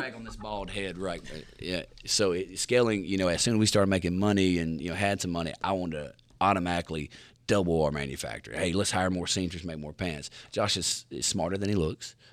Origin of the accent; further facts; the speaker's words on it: Mississippi Delta, United States; I'm from the Mississippi Delta